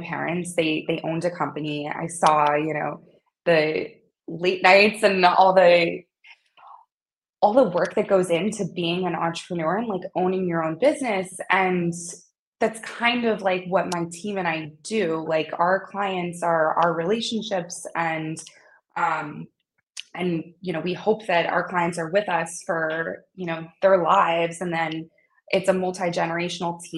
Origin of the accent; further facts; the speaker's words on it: North Carolina, United States; moved away as an adult; also born or lived in Wilmington, North Carolina; now in New York City, United States; I grew up in North Carolina